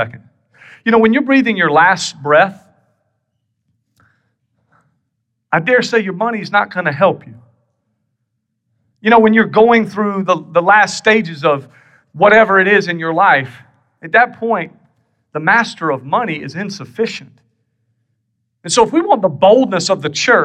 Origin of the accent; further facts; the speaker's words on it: South Carolina, United States; moved away; I'm from South Carolina originally